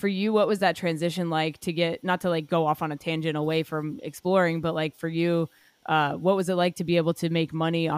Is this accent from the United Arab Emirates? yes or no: yes; Dubai, United Arab Emirates; So I grew up in Dubai. I studied film there.